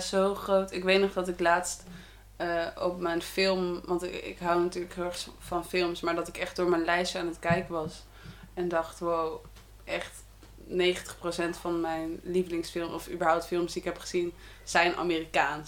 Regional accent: Netherlands; wij als Nederlanders

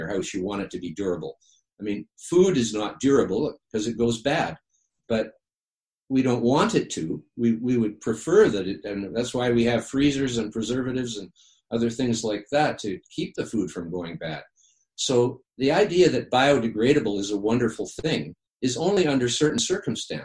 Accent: the Pacific, British Columbia, Canada; I grew up on the Pacific

